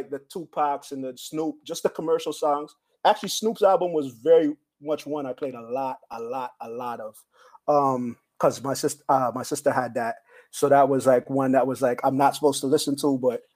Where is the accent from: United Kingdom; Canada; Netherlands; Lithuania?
Canada; also born or lived in Belize; I was born in Belize from teenage parents. I moved to Canada with my mother at like 2 years old